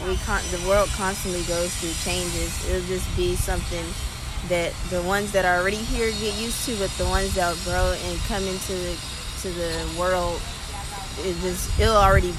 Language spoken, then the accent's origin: English; Beaumont, Texas, United States; also born or lived in Houston, United States; I'm originally from Beaumont, and in the last 4 or 5 years, I've been in Houston, but I go to school out here.